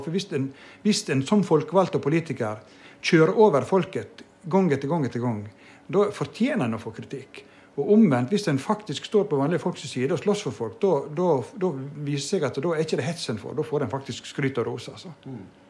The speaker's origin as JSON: {"language": "Norwegian", "area": "Vågsøy", "region": "Vestland", "country": "Norway", "tie": "born or raised there"}